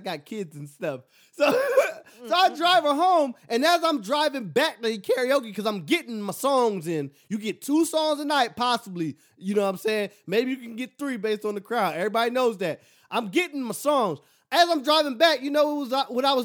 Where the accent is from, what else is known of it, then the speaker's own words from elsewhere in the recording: Philadelphia, Pennsylvania, United States; I'm from Philly.